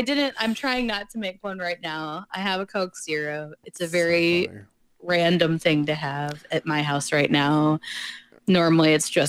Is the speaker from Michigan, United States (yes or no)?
yes; Michigan, United States; also born or lived in South Carolina / Ohio; I was born in South Carolina, and then we kind of moved around. And then we landed in Michigan about first or kindergarten, somewhere around there.